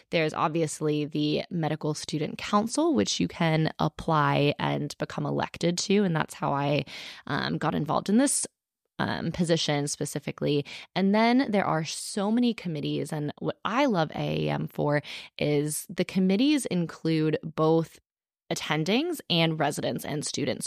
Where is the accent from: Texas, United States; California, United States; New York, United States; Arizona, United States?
Texas, United States; Austin, Texas, in my home state